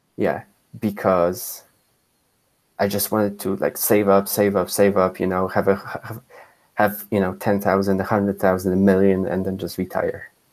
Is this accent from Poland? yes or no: yes; Poland; moved away; when I was growing up in Poland